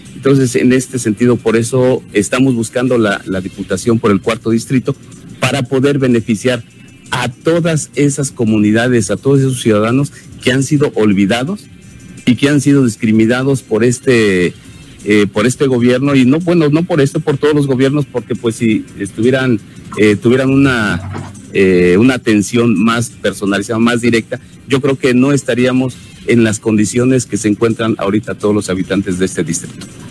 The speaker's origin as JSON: {"language": "Spanish", "town": "Tetelcingo", "region": "Morelos", "country": "Mexico", "said": "mi pueblo del Tetelcingo"}